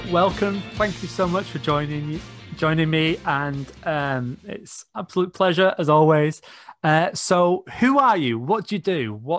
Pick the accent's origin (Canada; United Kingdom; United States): United Kingdom; Manchester, North West England; Manchester University, so my hometown.